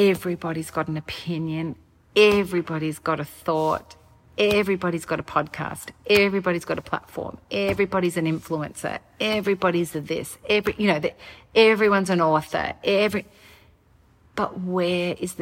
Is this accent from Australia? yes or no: yes; Australia; now in United States; I'm Australian, and so we don't have this political climate in Australia